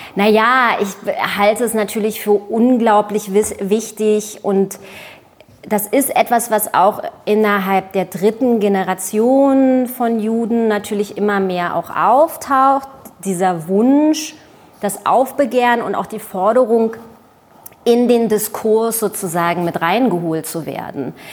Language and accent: German; Germany; also born or lived in Israel; ich bin Deutsche und Jüdin, ich bin ja auch Deutsche